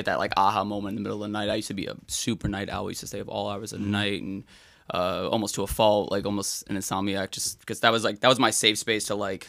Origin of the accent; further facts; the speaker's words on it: Florida, United States; also born or lived in Brooklyn, United States; So born in Brooklyn in 92, moved to Florida around like 2000, 2001.